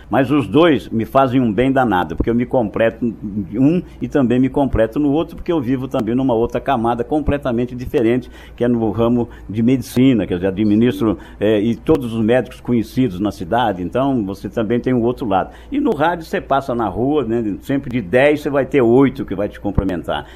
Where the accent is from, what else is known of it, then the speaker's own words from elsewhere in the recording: Londrina, Paraná, Brazil; also born or lived in Nova Europa, São Paulo; Nasci em Nova Europa, estado de São Paulo, é uma cidade pequena, assim como tipo Londrina e Cambé, que apenas tem um riozinho que separa. Nova Europa é vizinha de Araraquara, São Paulo. Cheguei para cá, eu sou mais londrinense. Cheguei para cá, tinha um ano de idade